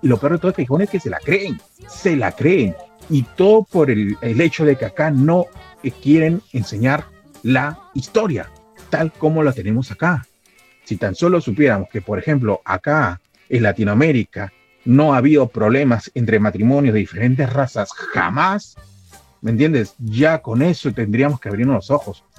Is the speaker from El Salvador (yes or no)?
no; Peru